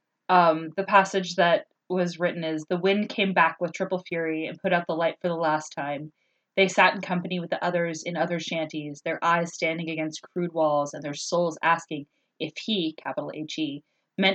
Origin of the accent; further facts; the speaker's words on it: Southern California, United States; I grew up in Southern California